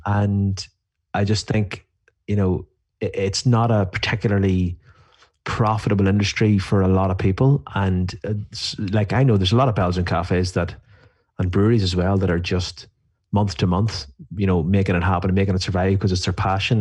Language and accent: English; Ireland; I'm from Ireland.